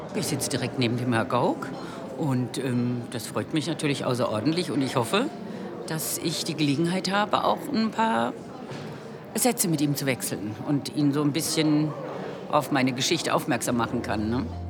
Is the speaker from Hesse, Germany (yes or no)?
yes; Giessen, Hesse, Germany; 19 Jahre alt aus Gießen